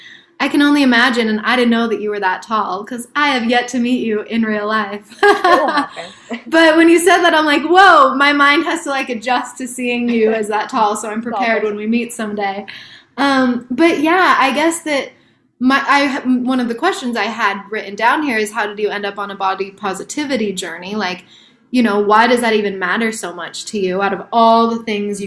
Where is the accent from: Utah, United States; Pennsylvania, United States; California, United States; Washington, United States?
Utah, United States; Salt Lake City; moved away; I grew up in Salt Lake City.